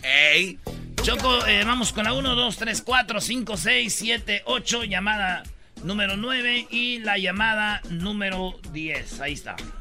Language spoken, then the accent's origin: Spanish; Jiquilpan, Michoacán, Mexico; mi pueblo, Jiquilpan, Michoacán